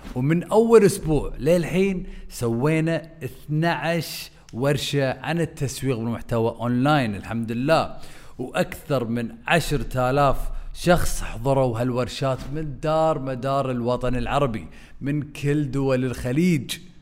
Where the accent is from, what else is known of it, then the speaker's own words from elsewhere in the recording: Kuwait; احنا عندنا بالكويت